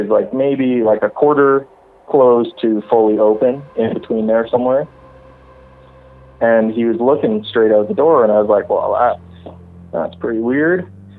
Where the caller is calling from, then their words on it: Alberta, Canada; Calling from Alberta.